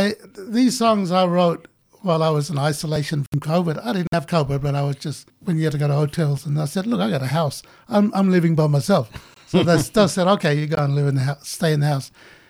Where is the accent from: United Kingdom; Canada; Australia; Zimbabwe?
Australia; Hermannsburg, Northern Territory; also born or lived in Alice Springs; you're a Central Australian man, and I'd miss Ntaria, you know, when I was away from Ntaria, I would miss it.